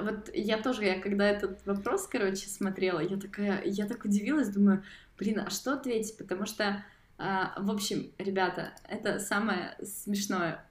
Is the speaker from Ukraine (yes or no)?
yes; Mykolaiv, Mykolaiv Oblast, Ukraine; я из Николаева